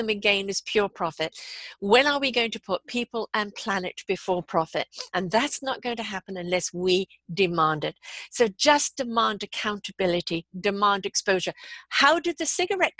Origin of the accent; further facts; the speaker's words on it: Canada; also born or lived in United Kingdom; I'm Canadian, I'm British Canadian